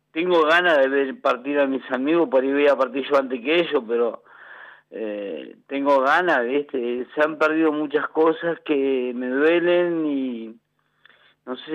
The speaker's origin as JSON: {"language": "Spanish", "town": "Bransen", "country": "Argentina", "tie": "born or raised there", "also_born_or_lived": "Figuera", "said": "me gustaría morir ahí en Figuera, en mi pueblo, en mi pueblo costero de pero Bransen es el lugar que tengo de, de amistades, de amigos, de, todas las cosas que me han pasado en mi infancia, en mi niñez, están acá."}